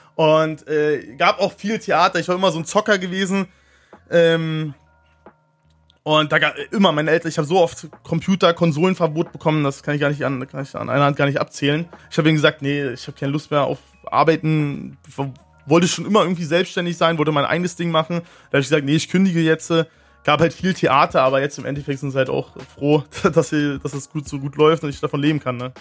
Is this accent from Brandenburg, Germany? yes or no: yes; Neuruppin, Brandenburg, Germany; Ich sag meistens, ich komme aus Berlin, weil die meisten kennen eh nicht Neuropin